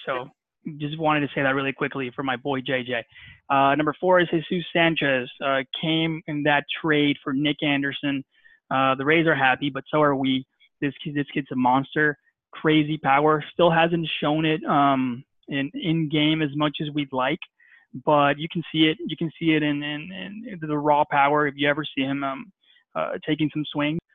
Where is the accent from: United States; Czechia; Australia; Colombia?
Colombia; Barranquilla, Atlántico; I'm from Barranquilla, Colombia.